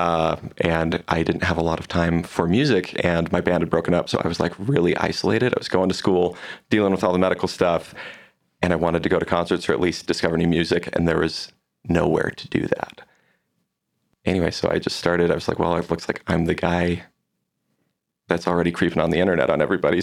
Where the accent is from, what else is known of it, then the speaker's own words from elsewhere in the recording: Vancouver, Washington, United States; moved away as an adult; now in Provo, United States; So I'm originally from like the Portland area. I'm from Vancouver, Washington, just across the river.